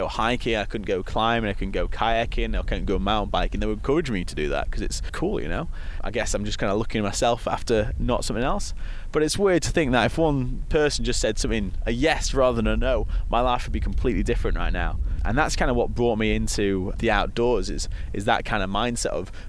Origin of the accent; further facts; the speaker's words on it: Harrogate, Yorkshire and the Humber, United Kingdom; So I grew up in Harrogate, North Yorkshire, and it's a beautiful little town